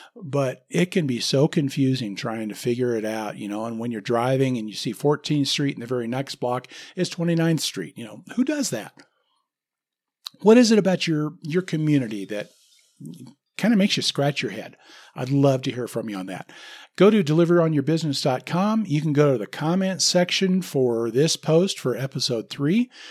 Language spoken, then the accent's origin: English; Lincoln, Nebraska, United States; moved away; I grew up in Lincoln, Nebraska